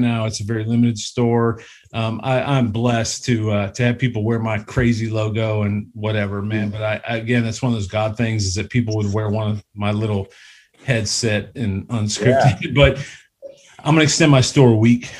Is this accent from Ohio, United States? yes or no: yes; Cleveland, Ohio, United States; moved away; I came from Cleveland, and anybody that knows me knows I came from Cleveland